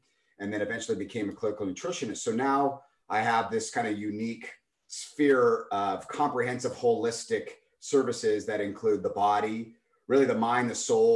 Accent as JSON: {"language": "English", "town": "Los Altos", "region": "California", "country": "United States", "tie": "born or raised there", "also_born_or_lived": "San Luis Obispo / San Diego / Napa", "said": "I grew up on the peninsula in Los Altos and lived there until I graduated high school"}